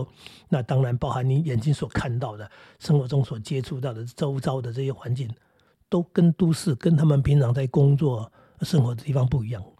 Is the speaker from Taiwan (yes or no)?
yes; Taiwan; 小时候我家住的也是乡下，可是我们那个乡下不是农家，因为我们是住在矿区那里，